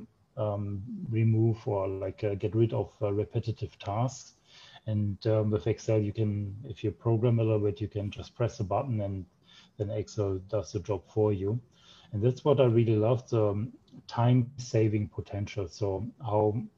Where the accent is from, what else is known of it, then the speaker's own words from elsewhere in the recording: Germany; also born or lived in Japan; grew up in Germany